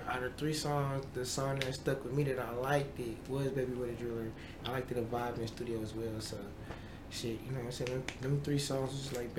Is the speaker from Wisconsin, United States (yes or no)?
yes; Milwaukee, Wisconsin, United States; I'm from Milwaukee.